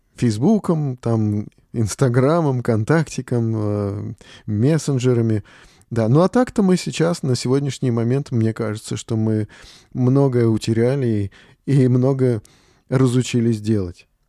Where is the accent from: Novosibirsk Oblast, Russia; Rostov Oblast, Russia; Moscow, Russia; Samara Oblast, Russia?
Moscow, Russia; Мы москвичи